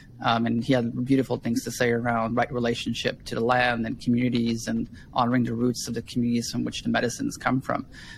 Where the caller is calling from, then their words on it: Kaslo, British Columbia, Canada; today I'm calling from Kaslo, the ancestral lands of the Sinait and Knaha people.